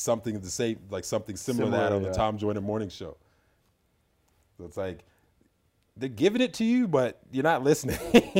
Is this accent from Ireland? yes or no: no; Trinidad & Tobago; What about you? Where are you from? I was like, Trinidad.